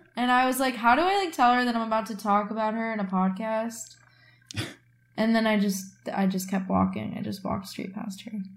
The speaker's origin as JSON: {"language": "English", "region": "Midwest", "country": "United States", "moved": "yes", "lives_now": "New York, United States", "said": "I'm from the Midwest"}